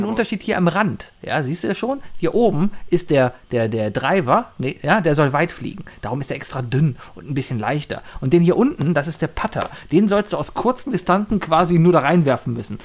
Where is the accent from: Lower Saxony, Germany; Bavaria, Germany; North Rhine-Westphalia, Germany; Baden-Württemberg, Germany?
North Rhine-Westphalia, Germany; Cologne; als Kölner, als Rheinländer